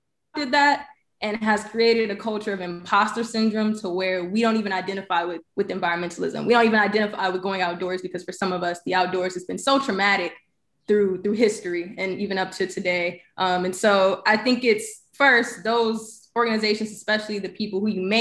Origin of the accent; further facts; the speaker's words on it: Birmingham, Alabama, United States; I grew up in Birmingham, though, so I claim it